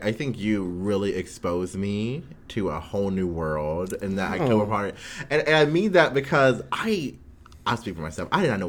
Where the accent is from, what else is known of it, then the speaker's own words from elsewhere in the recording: United States; I'm very American. You're right.